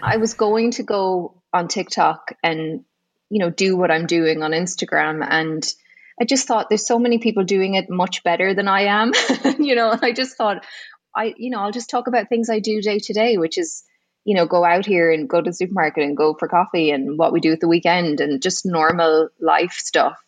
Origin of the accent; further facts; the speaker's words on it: Galway, Connacht, Ireland; moved away as an adult; now in Saudi Arabia; I'm from Galway originally